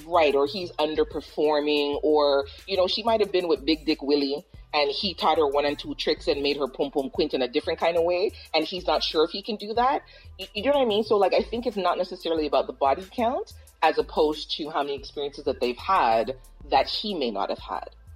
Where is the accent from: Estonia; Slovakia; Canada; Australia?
Canada; Toronto, Ontario; I'm from Toronto